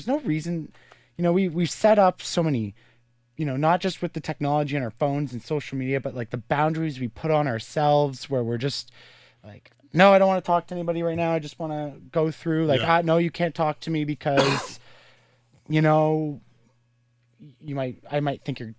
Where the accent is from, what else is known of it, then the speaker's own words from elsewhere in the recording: Carleton Place, Ontario, Canada; I'm from Carlton Place